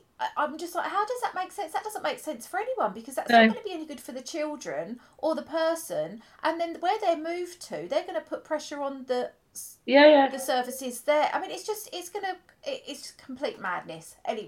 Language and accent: English; United Kingdom; first language English; I'm born in this country. English is my first language